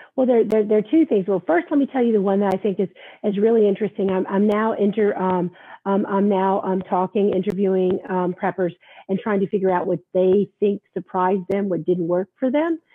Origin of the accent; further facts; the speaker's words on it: the South, United States; also born or lived in Virginia Beach; now in New York, United States; I grew up in the South and we were always worried about hurricanes here